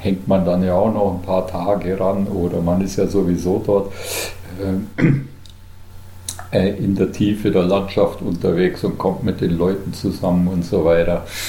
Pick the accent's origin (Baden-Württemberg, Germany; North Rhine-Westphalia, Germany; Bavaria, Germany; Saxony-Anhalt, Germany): Bavaria, Germany; Unterallgäu, near Kaufbeuren; now in Pfronten, Germany; gebürtiger Allgäuer, allerdings aus dem Unterallgäu, aus der Nähe von Kaufbeuren